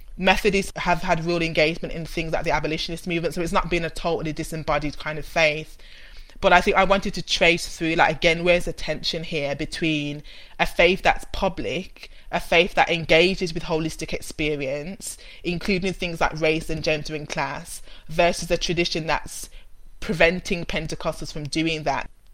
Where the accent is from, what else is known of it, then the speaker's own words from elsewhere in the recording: Birmingham, West Midlands, United Kingdom; accent: Brummie; I'm a Brummie, which you can hear and you'll hear more and more as we go through the conversation. And I grew up in in a city family in Birmingham